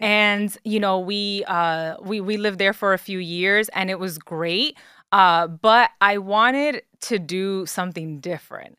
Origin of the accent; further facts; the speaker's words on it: New York City, New York, United States; moved away as an adult; now in Jersey City, United States; So I was born and raised in the Bronx, New York